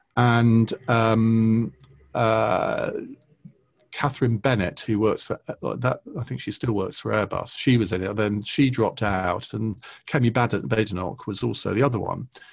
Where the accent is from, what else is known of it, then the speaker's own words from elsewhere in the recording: Saffron Walden, East of England, United Kingdom; Saffron Walden, which is where I grew up in Essex